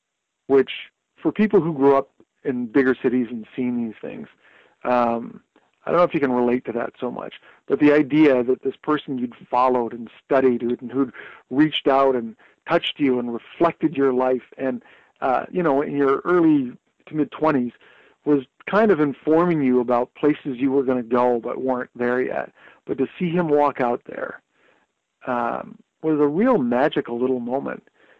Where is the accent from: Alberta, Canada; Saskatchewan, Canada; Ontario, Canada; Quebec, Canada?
Ontario, Canada; Thunder Bay; I grew up in Thunder Bay, it didn't seem like there would be a lot of opportunity.